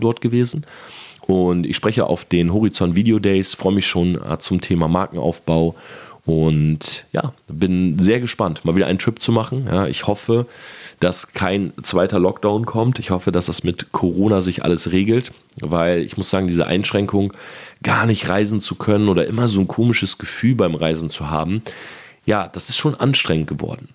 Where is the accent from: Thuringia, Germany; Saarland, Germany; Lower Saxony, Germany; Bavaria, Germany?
Lower Saxony, Germany; Delmenhorst; moved away; also born or lived in Oldenburg; Ich komme selber ja aus Delmenhorst. Ich habe in Oldenburg studiert